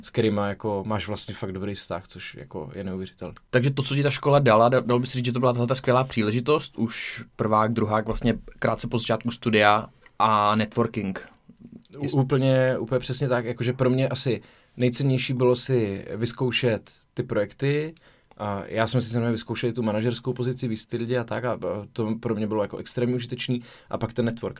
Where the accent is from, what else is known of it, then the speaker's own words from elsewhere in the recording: Zlín, Zlín Region, Czechia; já jsem ze Zlína rodák